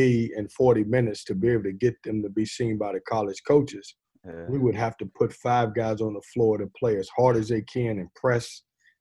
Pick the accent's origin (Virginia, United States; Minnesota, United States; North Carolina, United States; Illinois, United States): Virginia, United States; Lynchburg; now in Raleigh, United States; I grew up in Virginia